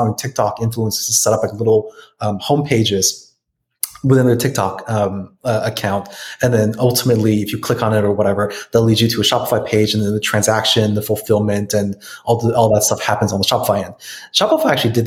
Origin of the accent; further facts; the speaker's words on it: United States; I'm American